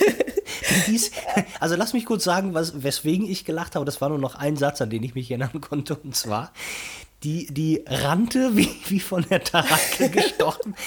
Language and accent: German; Brazil; moved away; in meinem alten Heimatland Brasilien